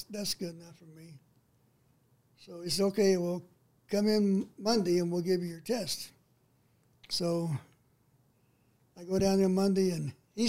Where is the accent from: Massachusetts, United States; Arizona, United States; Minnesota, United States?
Arizona, United States; San Manuel; my hometown in San Manuel